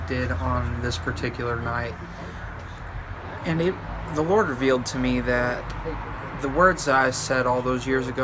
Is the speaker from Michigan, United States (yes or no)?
yes; Southern Michigan, United States; I was raised in Southern Michigan in a small Baptist church